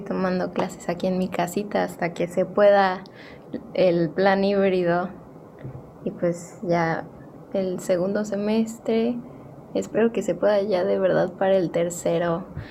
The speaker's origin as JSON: {"language": "Spanish", "town": "Cancún", "region": "Quintana Roo", "country": "Mexico", "said": "yo soy de Cancún"}